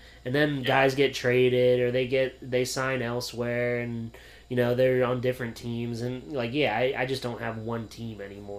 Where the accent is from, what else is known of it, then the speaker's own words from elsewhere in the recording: Williamsport, Pennsylvania, United States; I'm from Williamsport, Pennsylvania.